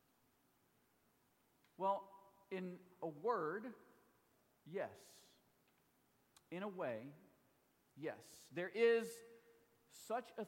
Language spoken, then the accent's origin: English; Mississippi, United States; my home state